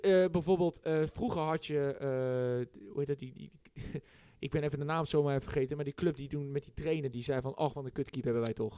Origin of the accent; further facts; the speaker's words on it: Westland, South Holland, Netherlands; wij komen nou uit Westland